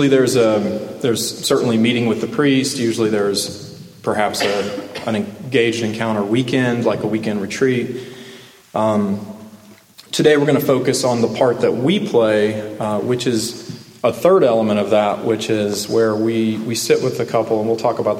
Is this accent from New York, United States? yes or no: no; Middle Tennessee, United States; also born or lived in Arkansas; We moved to Middle Tennessee. My parents actually divorced when I was five, so my dad remarried. So I lived most of my childhood with my father and my stepmother. And we had moved to Middle Tennessee, so I grew up here in high school time